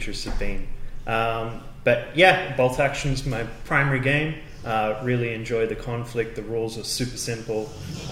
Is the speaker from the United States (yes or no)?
no; Perth, Western Australia, Australia; We're all from Perth in Australia, in WA